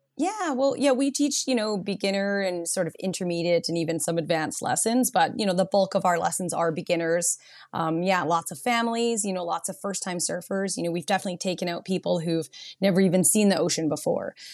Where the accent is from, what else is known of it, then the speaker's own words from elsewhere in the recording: Nanaimo, British Columbia, Canada; now in Tofino, Canada; I grew up in Nanaimo